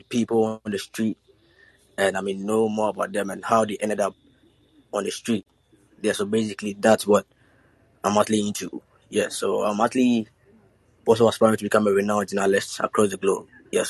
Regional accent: Ghana; Yeah, so I'm basically from Ghana, and I'm actually in college.

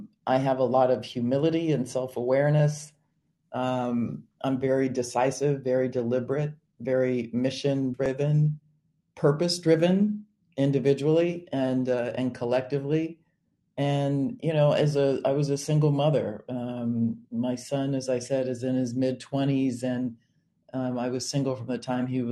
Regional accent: California, United States; moved away as an adult; now in Chicago, United States; I grew up in California

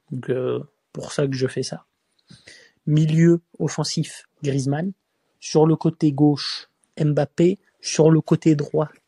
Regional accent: Marseille, Provence-Alpes-Côte d'Azur, France; Je suis Marseillais, hein, mais je préfère pas voir Gendouzi titulaire euh, pendant cette Coupe du Monde.

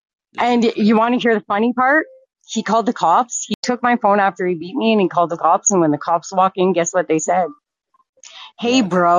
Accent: Medicine Hat, Alberta, Canada; I'm from Medicine Hat, Alberta.

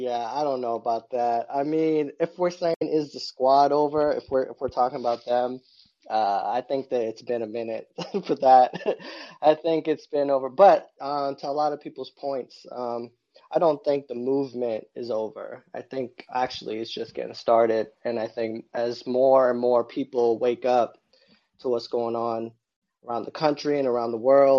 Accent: Massachusetts, United States; moved away; I grew up in Mass.

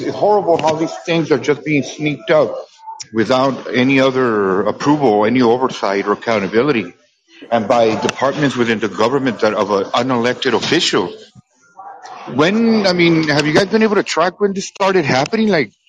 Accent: California, United States; It's almost similar here, like what the Dems do here in California. Because I'm from California.

